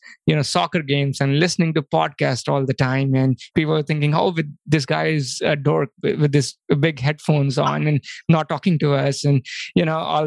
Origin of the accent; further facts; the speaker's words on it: India; moved away as an adult; also born or lived in Pittsburgh, United States; now in United States; I actually was born and brought up in India. And in 2003, I came to US